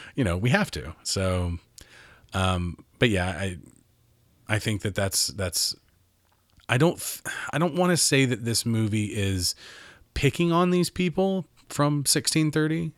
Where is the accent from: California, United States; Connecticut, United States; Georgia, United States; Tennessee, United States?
Tennessee, United States; Mount Juliet; I was raised in Nashville, Mount Juliet, east of Nashville.